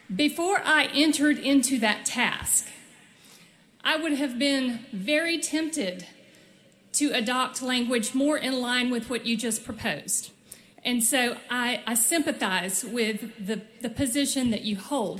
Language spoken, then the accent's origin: English; Dothan, Alabama, United States; my hometown of Dothan, Alabama